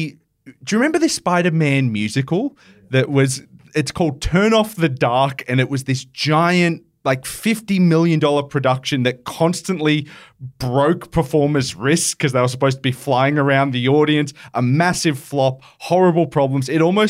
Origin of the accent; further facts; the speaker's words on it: Penrith, New South Wales, Australia; I grew up in Penrith.